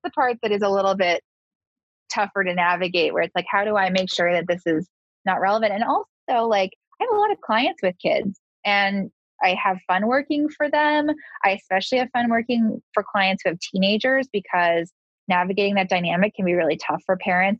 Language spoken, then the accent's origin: English; Southern California, United States; also born or lived in East Coast; I'm a Californian girl. I grew up in Southern California, so California is sort of what I'm used